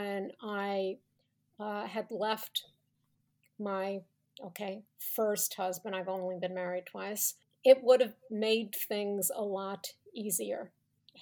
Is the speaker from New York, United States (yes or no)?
yes; Long Island, New York, United States; moved away as an adult; also born or lived in Israel / California / Colorado / Manhattan; now in Connecticut, United States; I grew up in Long Island, the oldest of five